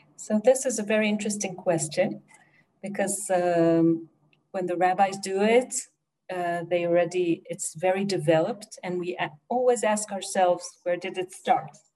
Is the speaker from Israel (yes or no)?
yes; Jerusalem, Jerusalem District, Israel; I was born in Jerusalem and I live there since